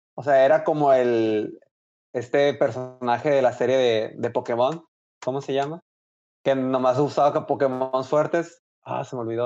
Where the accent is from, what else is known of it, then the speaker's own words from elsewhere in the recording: Hermosillo, Sonora, Mexico; moved away as an adult; now in Monterrey, Mexico; soy de Hermosillo, eh, estoy estudiando allá en Monterrey, por lo tanto, pues por eso vivo allá